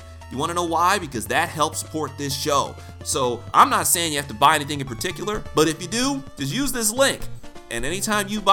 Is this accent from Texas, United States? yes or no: no; Detroit, Michigan, United States; I'm actually from Detroit.